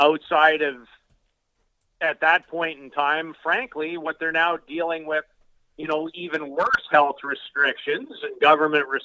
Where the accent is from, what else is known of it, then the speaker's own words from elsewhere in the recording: Canada; as a Canadian guy through and through